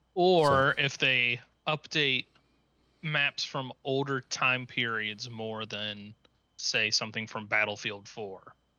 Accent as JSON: {"language": "English", "town": "Cincinnati", "region": "Ohio", "country": "United States", "tie": "born or raised there", "said": "I was, uh, born and raised in Cincinnati"}